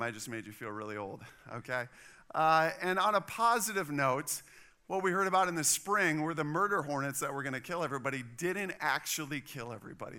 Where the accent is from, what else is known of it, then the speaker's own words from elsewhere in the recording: Wisconsin, United States; now in Texas, United States; I'm from Wisconsin.